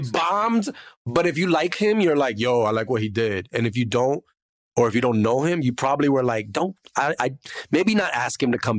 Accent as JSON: {"language": "English", "town": "Tallahassee", "region": "Florida", "country": "United States", "said": "And I'm from Tallahassee, Florida."}